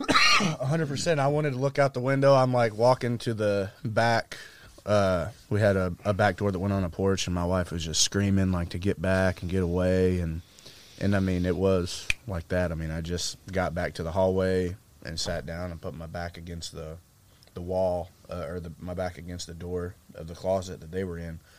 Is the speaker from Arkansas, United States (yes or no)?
yes; Arkansas, United States; we grew up in Arkansas